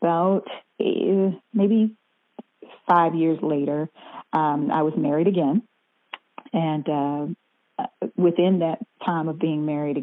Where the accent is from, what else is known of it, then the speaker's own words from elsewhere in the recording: South Carolina, United States; moved away as an adult; also born or lived in Atlanta, Georgia; now in Orlando, United States; I grew up in South Carolina and I was always singing in the choir, you know, as a little girl